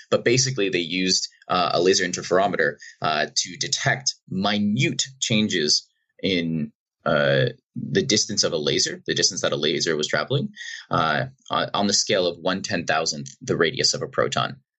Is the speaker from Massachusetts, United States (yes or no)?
yes; Boston, Massachusetts, United States; I grew up in Boston, outside uh, outside of Boston in Massachusetts